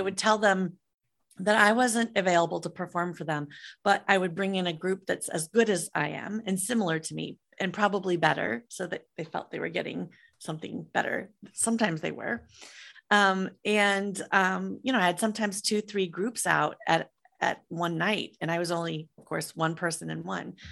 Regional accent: Midwest, United States; I grew up in the Midwest in the mid eighties

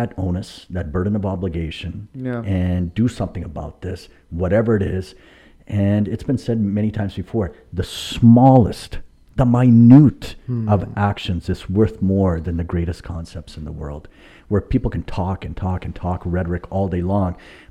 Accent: Ladner, British Columbia, Canada; In Lander.

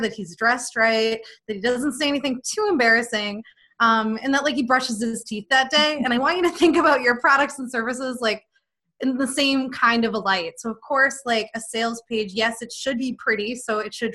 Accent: Boston, Massachusetts, United States; moved away as an adult; I am from the Boston area

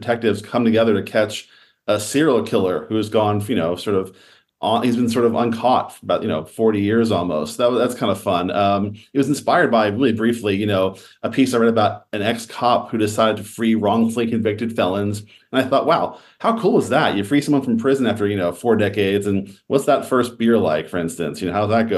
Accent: Philadelphia, Pennsylvania, United States; born or raised there; moved away as an adult; now in Los Angeles, United States

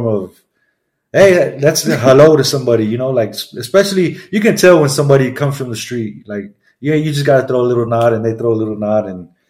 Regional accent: Grand Prairie, Texas, United States; I'm from Grand Prairie, Texas

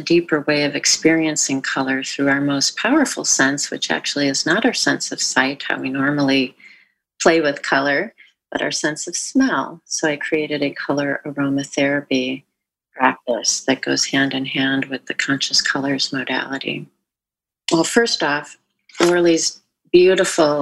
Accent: Midwest, United States; moved away as an adult; now in California, United States; I grew up in the Midwest, and I live in California now and have since 1990

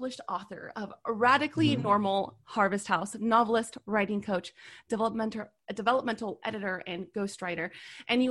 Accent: Hollister, California, United States; moved away as an adult; now in Los Angeles, United States; I'm actually from NorCal. So then I just recently moved.

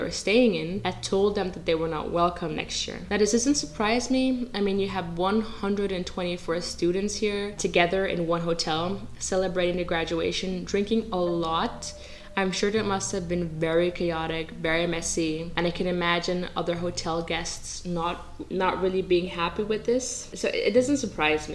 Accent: Netherlands; I grew up in the Netherlands, I speak Dutch

